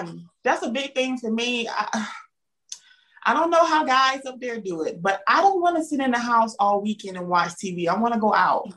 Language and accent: English; the South, United States; accent: Southern; I'm from the South because I have a Southern accent